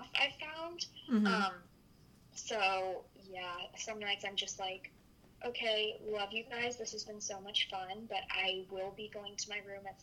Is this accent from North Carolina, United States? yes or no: yes; North Carolina, United States; moved away as an adult; now in New York, United States; We grew up together in North Carolina